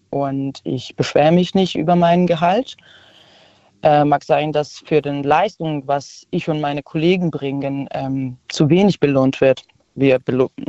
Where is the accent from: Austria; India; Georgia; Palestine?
Georgia; now in Karlsruhe, Germany; Ich komme aus Georgien eigentlich und wohne in Karlsruhe.